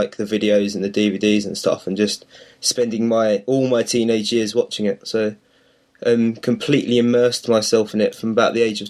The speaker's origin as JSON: {"language": "English", "region": "London", "country": "United Kingdom", "said": "Well, I'm from London"}